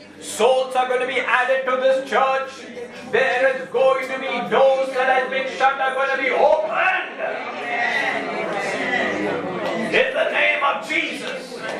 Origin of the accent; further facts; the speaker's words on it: India; also born or lived in Kuwait; during the Gulf War, I was a little child, and I'm from India, and so we had to leave Kuwait to go back to our home country by flight.